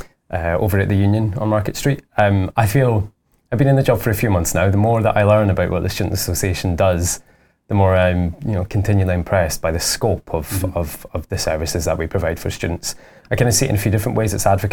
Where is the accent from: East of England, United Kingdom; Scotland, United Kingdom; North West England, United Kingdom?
Scotland, United Kingdom; Dundee; I grew up in Dundee, and I lived there for most of my life.